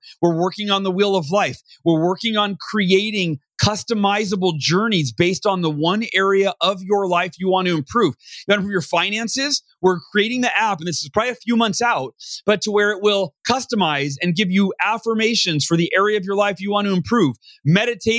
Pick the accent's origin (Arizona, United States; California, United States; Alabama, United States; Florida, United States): California, United States; Oakhurst; I was born in Southern California. And then when I was 5 years old, we moved to Northern California, a little small town called Oakhurst, California.